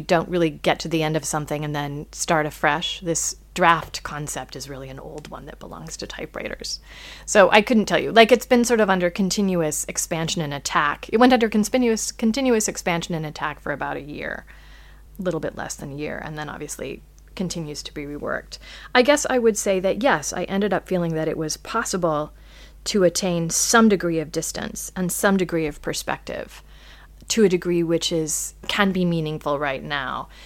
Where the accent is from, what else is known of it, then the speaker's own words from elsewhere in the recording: United States; as an American